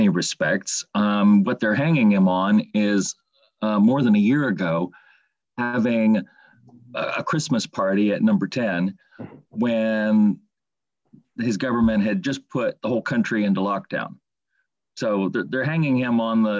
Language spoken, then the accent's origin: English; United States; now in England; I'm American, living in England